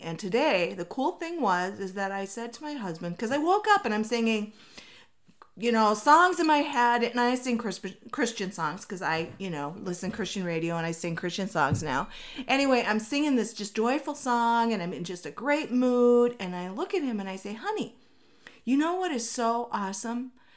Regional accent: Minnesota, United States; now in Arizona, United States; I come from Minnesota where it rains, like, all the time

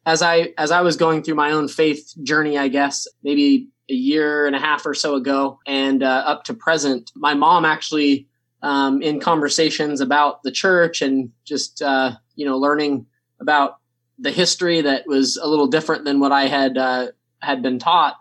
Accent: San Diego, California, United States; growing up in San Diego, California

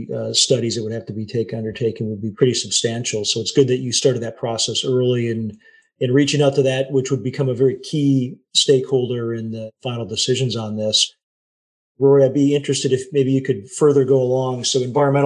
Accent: Northern Michigan, United States; I grew up in Northern Michigan, but I grew up in a very small town.

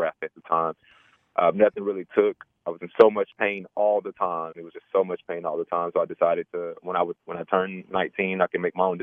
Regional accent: Atlanta, Georgia, United States; also born or lived in Mississippi; I grew up down south in Georgia, between Mississippi and Georgia. I lived most of my life in Atlanta, though, so I like to call Atlanta home

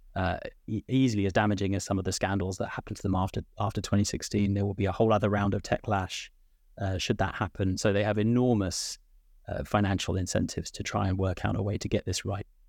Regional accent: United Kingdom; now in Ireland; I'm sat here in, in, uh, Ireland, but from my accent, uh, I'm from the U K

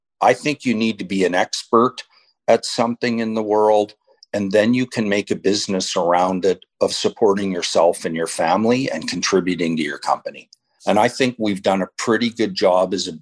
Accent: Medicine Hat, Alberta, Canada; also born or lived in Lethbridge; now in Calgary, Canada; Grew up in Southeast Alberta, town called Medicine Hat

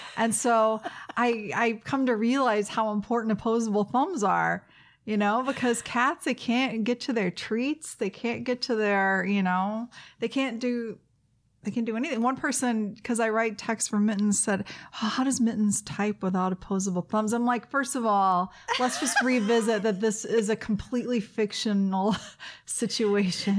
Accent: the South, United States; moved away; I grew up in the South, and we do dressing in the South in the pan

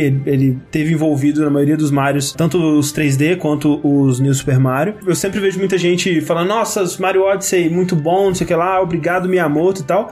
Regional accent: Coronel Fabriciano, Minas Gerais, Brazil; Coronel Fabriciano, minha cidade natal

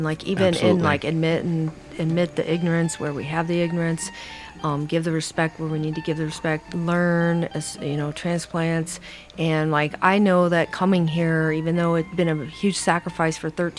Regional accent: India; They did that in my hometown in India.

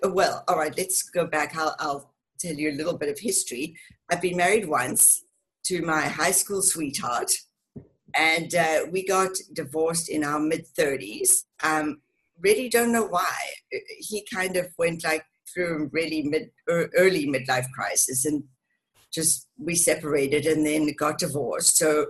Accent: Cape Town, Western Cape, South Africa; also born or lived in England; now in Denver, United States; And I grew up in Cape Town in South Africa.

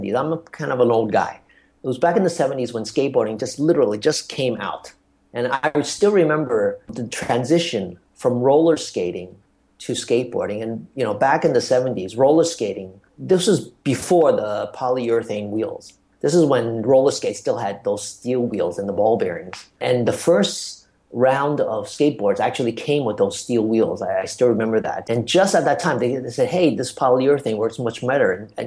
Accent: New York City, New York, United States; moved away as an adult; also born or lived in China / Asia; now in Hong Kong; I'm from New York City. I spent most of my early years there. And we lived in Manhattan on the Lower East Side

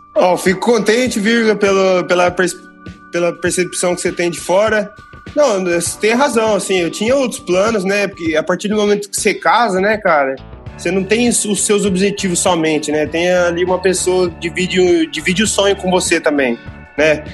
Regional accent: Jacareí, São Paulo, Brazil; moved away as an adult; also born or lived in Curitiba / São José; now in Santarém, Portugal; o bairro onde eu cresci, e até hoje meus pais moram lá

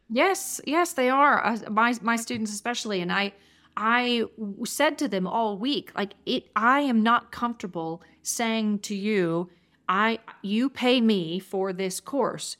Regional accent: Georgia, United States; now in Durango, United States; I'm originally from Georgia

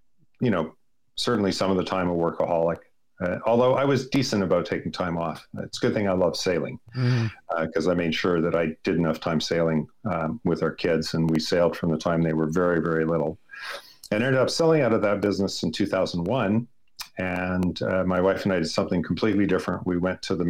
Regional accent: Edmonton, Alberta, Canada; now in Vancouver, Canada; I was born in Edmonton, Canada, and I was relinquished for adoption adopted into upper middle class, very nice family

